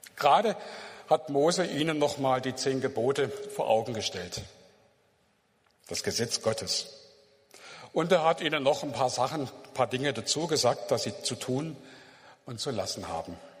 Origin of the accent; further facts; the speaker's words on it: Germany; als Deutsche